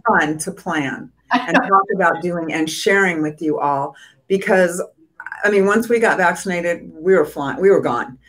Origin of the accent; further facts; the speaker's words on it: San Diego, California, United States; Growing up in San Diego, we spent a lot of time in the Coachella Valley.